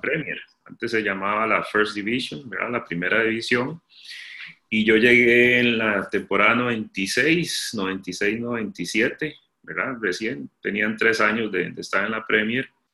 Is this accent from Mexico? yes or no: no; Costa Rica; moved away; Yo Costa Rica, Centroamérica